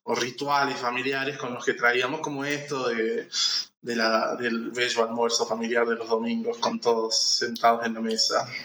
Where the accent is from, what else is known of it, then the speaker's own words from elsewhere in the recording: Santiago del Estero, Argentina; also born or lived in Marcos Juárez; now in Córdoba, Argentina; nací en Marco Juárez acá, pero bueno, en fin, o sea, crecí en Santiago